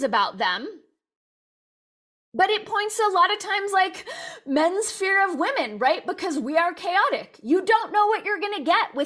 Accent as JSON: {"language": "English", "town": "Los Angeles", "region": "California", "country": "United States", "tie": "born or raised there", "said": "Born and raised in Los Angeles"}